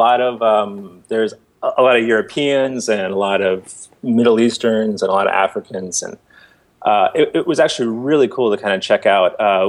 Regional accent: Bay Area, California, United States; also born or lived in San Diego; I grew up in the Bay Area, but yeah, I went to art school down there. I lived in San Diego from 2000 till about 2003.

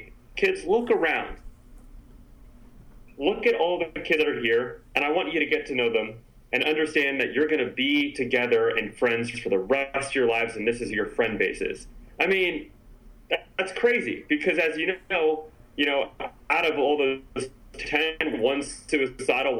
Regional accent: San Francisco, California, United States; I grew up in San Francisco

